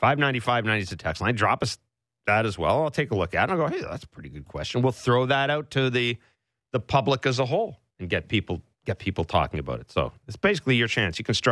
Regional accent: Kingston, Ontario, Canada; born there; Kingston, Ontario. My hometown. It's where I was born. I didn't live there much. But my hometown.

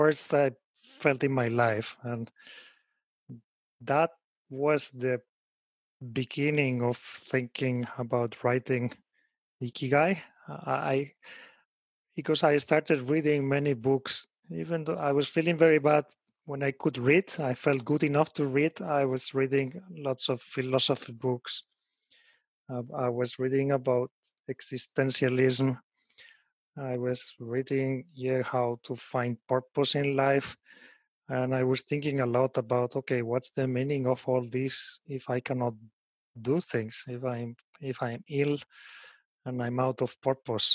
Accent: Spain; moved away as an adult; now in Japan; I was raised and born in Spain

